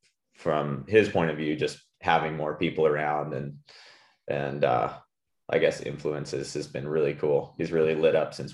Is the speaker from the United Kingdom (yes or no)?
no; Puerto Rico; also born or lived in California; I grew up in Puerto Rico, and my wife's Australian, and we were living in California for the last 5 years.